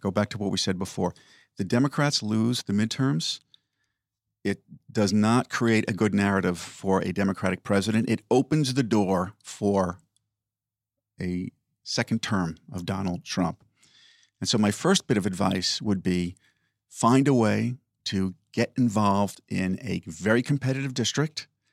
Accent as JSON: {"language": "English", "town": "Oyster Bay", "region": "New York", "country": "United States", "tie": "born or raised there", "said": "my own independent bookstore in my hometown of Oyster Bay"}